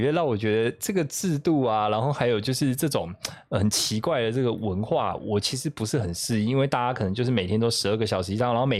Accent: southern Taiwan, Taiwan; 大家就是我们从南部上来的

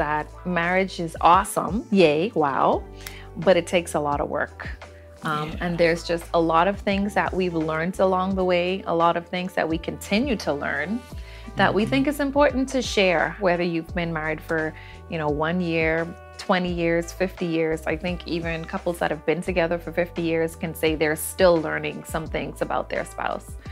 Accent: Bahamas; we're both from the Bahamas

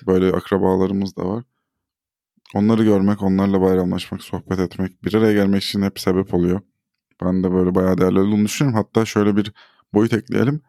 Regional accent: Turkey; Burada doğup burada büyüdük.

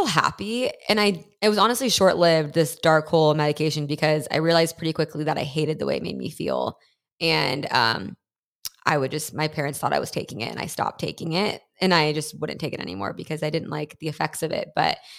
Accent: Dallas, Texas, United States; And my parents kind of plopped there because my mom's from Los Angeles. My dad's South African and immigrated to LA. So they moved to Dallas before I was born for my dad's work.

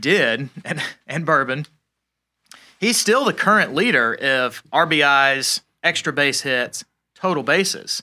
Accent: Atlanta, Georgia, United States; I'm from Atlanta.

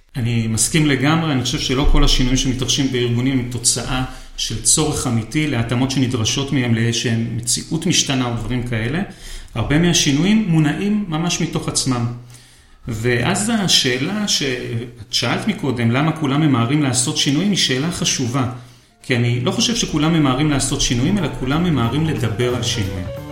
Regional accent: Israel; אצלנו בישראל

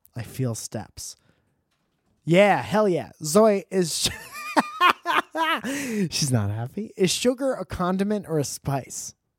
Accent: Connecticut, United States; moved away; my home state of Connecticut

